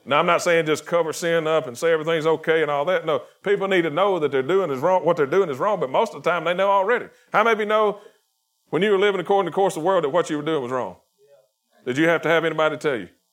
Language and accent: English; Chilton County, Alabama, United States; I'm from Chilton County